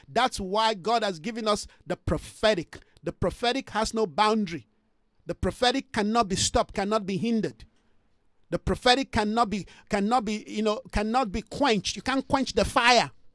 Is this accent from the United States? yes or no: no; Jos, Plateau, Nigeria; moved away as an adult; also born or lived in Ibadan, Nigeria / Lagos, Nigeria; now in South Africa; I grew up in a place called Jos Plateau State, very cold, just like here in South Africa